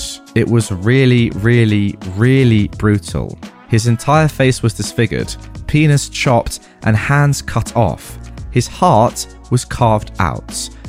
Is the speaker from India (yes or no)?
yes; India; I'm originally from India and my husband is from Pakistan.